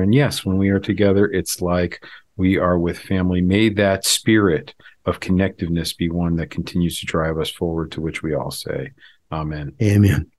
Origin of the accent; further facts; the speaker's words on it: Florida, United States; now in North Carolina, United States; I grew up in Florida, which is kind of a suburb of the North